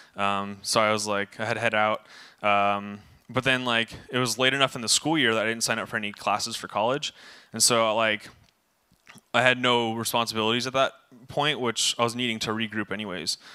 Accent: Camarillo, California, United States; I was born in Camarillo, July

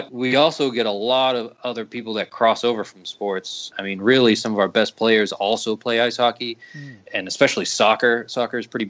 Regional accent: Lowell, Massachusetts, United States; moved away as an adult; now in Raleigh, United States; I'm from Lowell, Massachusetts

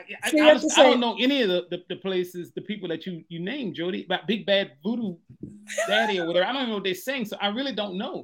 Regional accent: Louisiana, United States; I'm from Louisiana. We got voodoo there.

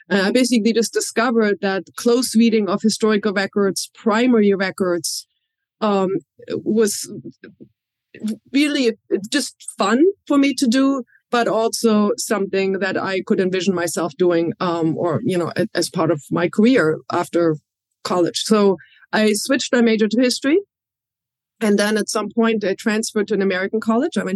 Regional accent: Berlin, Germany; I grew up in Germany. Um, I uh, was born near the French border in Germany, but I grew up in West Berlin, what was then West, West Berlin

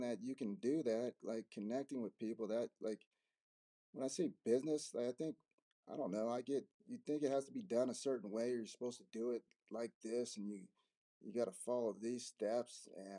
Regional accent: Denver, Colorado, United States; also born or lived in Arizona; I grew up in Denver, Colorado. I'm here in Denver.

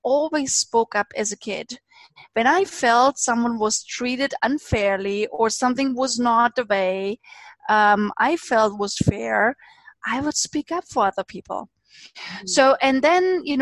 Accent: eastern Germany, Germany; I grew up in Eastern Germany. So not just in Germany, but in Eastern Germany at the times when it was still a communist

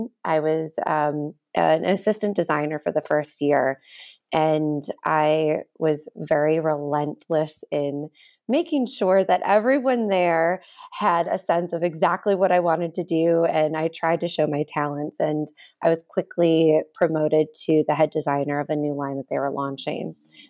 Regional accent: Ohio, United States; moved away as an adult; also born or lived in Chicago / New York City; So I'm a Midwestern girl. I'm from Ohio originally, and then I went to college in Chicago. So coming from the Midwest into New York City

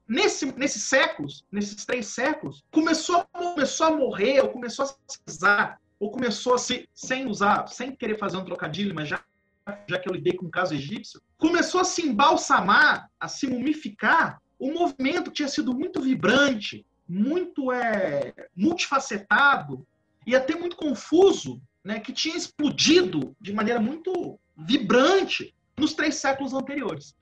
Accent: Valença, Rio de Janeiro, Brazil; Eu sou do interior do estado do Rio de Janeiro. Eu sou de uma cidade que é a última cidade, uma cidade católica do estado do Rio de Janeiro

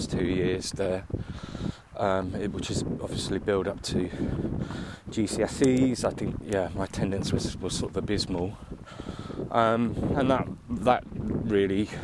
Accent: Aylesbury, South East England, United Kingdom; also born or lived in Waddesdon, Buckinghamshire; born in Buckinghamshire, in the town of Aylesbury 42 years and one day ago, and grew up in Aylesbury, lived there for until I was about 12, and then moved to a little village outside Aylesbury called Wadston

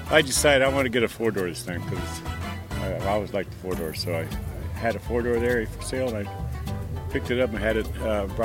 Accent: Wilmington, California, United States; now in San Pedro, United States; I grew up here in Wilmington, so. Uh, you know, I live in San Pedro now, but I, I grew up here in, in East Side.

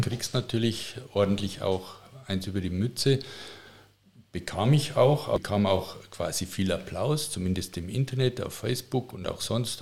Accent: Passau, Bavaria, Germany; accent: Bavarian; moved away as an adult; also born or lived in Regensburg / Munich; now in Tutzing, Germany; ich bin in Passau aufgewachsen. Passau ist äh, Niederbayern

